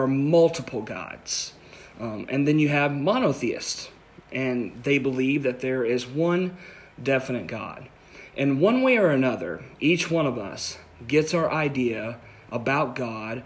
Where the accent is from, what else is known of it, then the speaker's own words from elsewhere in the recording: Posttown, Ohio, United States; When I was a kid, I lived in a little town called Posttown, Ohio. That's my hometown, always be my hometown